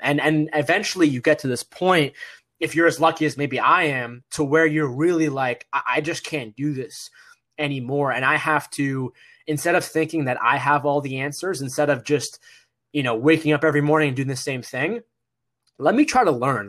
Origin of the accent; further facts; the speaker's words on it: Massachusetts, United States; I'm the son of, uh, my parents who immigrated to America from Egypt, and we moved to Massachusetts, and I was born here in America